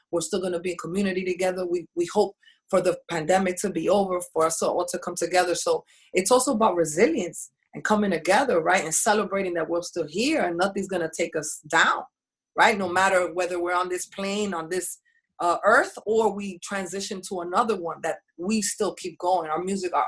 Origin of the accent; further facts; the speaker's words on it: New York City, New York, United States; also born or lived in Washington Heights, Manhattan; I grew up on the Bronx side